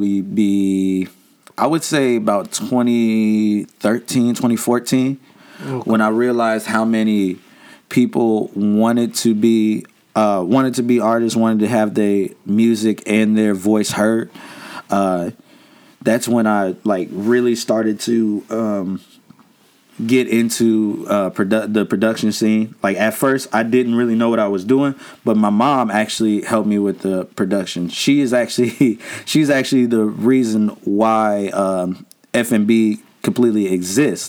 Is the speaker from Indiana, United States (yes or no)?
no; Harvey, Illinois, United States; now in Peoria, United States; I was born in Harvey, Illinois, like up near Chicago. Came down here, like half my life in Harvey, half my life here